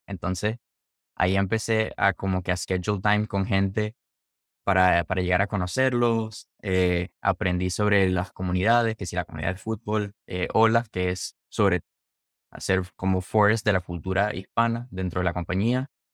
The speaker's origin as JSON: {"language": "Spanish", "town": "Maracaibo", "region": "Zulia", "country": "Venezuela", "also_born_or_lived": "Orlando, Florida", "moved": "yes", "lives_now": "Seattle, United States", "said": "mi ciudad"}